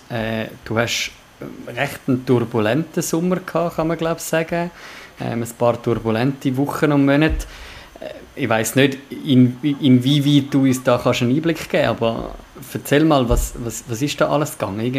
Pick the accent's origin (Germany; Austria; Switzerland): Switzerland; Winterthur, Zurich; also born or lived in Chur; ich bin auch im Raum Winterthur aufgewachsen